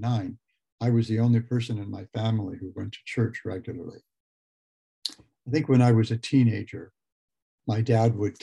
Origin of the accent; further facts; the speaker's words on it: Los Angeles, California, United States; also born or lived in Lompoc, California; we moved to the Los Angeles, suburban Los Angeles, the San Fernando Valley, during the summer when I turned nine